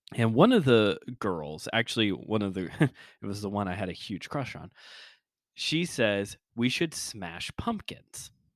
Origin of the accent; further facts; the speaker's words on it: Chicago, Illinois, United States; I'm from Chicago land